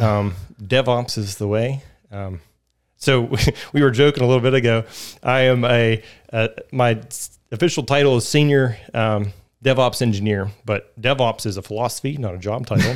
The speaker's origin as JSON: {"language": "English", "town": "Fairmont", "region": "West Virginia", "country": "United States", "tie": "born or raised there", "also_born_or_lived": "Atlanta", "moved": "as an adult", "said": "I'm from West Virginia originally. I grew up in Fairmont, and, uh, so I'm a native here."}